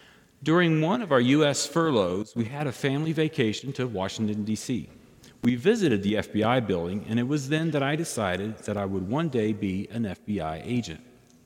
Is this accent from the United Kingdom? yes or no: no; Belgium; And because of my fluency in French from growing up in Belgium, I passed the first of two phases of testing.